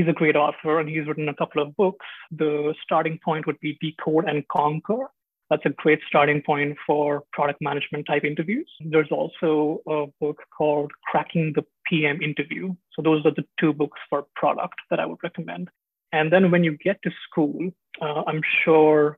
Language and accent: English; Mumbai, Maharashtra, India; moved away as an adult; also born or lived in Delhi / Chapel Hill, United States; now in Seattle, United States; I was raised in Mumbai, so huge city, like 18, 20 million people.